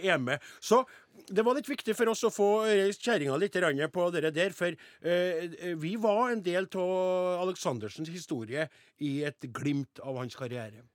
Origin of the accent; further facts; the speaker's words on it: Namdalen, Trøndelag, Norway; Jeg er jo fra Namdalens land sjøl.